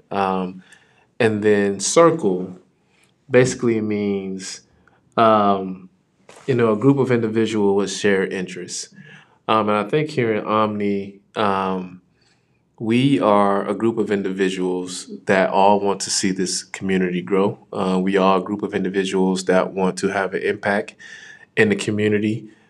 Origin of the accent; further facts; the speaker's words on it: West Palm Beach, Florida, United States; moved away as an adult; now in Topeka, United States; where I'm from, I am from West Palm Beach, Florida